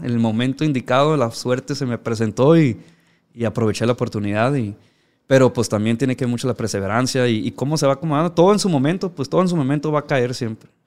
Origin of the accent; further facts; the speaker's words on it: Ciudad Obregón, Sonora, Mexico; moved away as an adult; also born or lived in Los Angeles, California / Badiraguato, Sinaloa; now in United States; yo que crecí en Obregón, pues estamos pues, ciertamente pegados aquí a Sinaloa